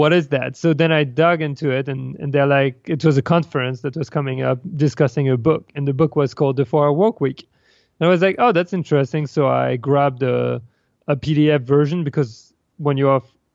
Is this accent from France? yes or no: yes; France; moved away as an adult; also born or lived in Paris; now in New York, United States; I come from France and was raised and like kind of formatted to either become an engineer